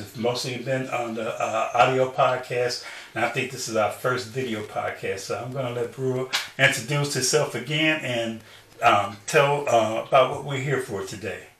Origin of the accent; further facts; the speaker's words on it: Chicago, Illinois, United States; I grew up in Chicago